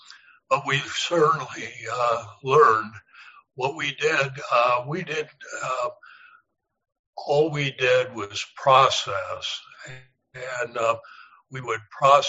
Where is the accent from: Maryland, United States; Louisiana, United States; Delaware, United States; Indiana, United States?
Indiana, United States; Anderson; now in Pellston, Michigan, United States; I grew up in Anderson, Indiana, which is a little bit east of Indianapolis, Indiana.